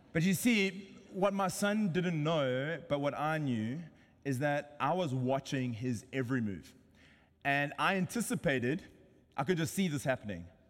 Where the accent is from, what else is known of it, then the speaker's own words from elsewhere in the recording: South Africa; now in San Diego, United States; I'm South African